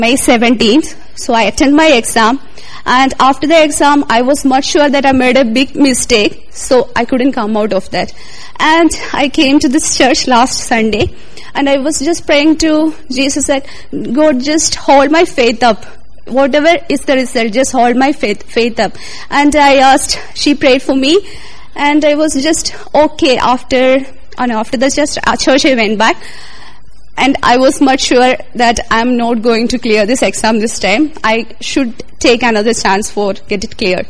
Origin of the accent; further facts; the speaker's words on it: India; moved away as an adult; now in London, United Kingdom; I'm all the way from India